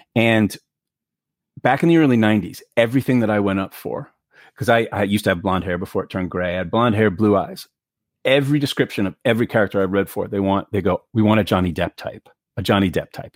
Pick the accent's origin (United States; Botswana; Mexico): United States; New York City, New York; I grew up in New York City, I'd never really handled guns